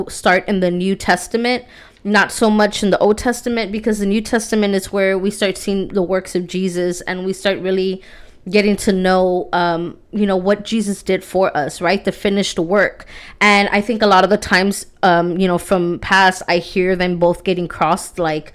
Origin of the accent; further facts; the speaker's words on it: Texas, United States; I'm from Texas